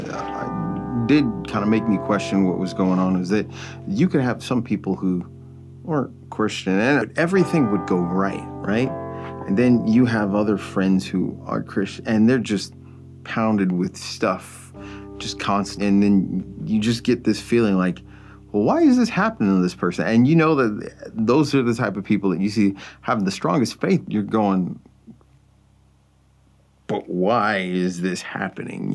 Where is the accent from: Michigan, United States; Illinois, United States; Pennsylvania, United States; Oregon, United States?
Illinois, United States; Chicago; moved away as an adult; also born or lived in Charleston, Illinois; I'm from the South Suburbs of Chicago.